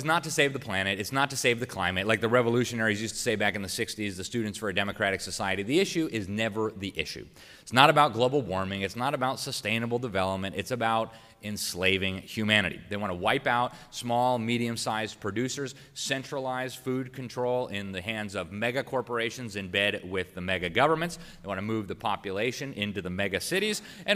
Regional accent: Florida, United States; my home state of Florida

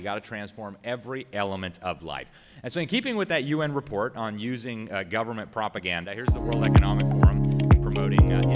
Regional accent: Florida, United States; my home state of Florida

